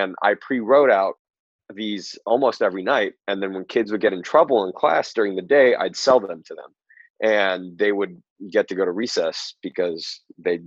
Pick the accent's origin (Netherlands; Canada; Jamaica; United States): United States; Southern California; I am originally from Southern California